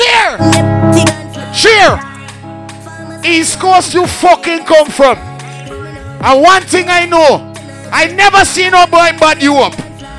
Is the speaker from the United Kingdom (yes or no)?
no; Trinidad & Tobago; I'm from Trinidad, they're from Guyana. Let me take a fly over Trinidad.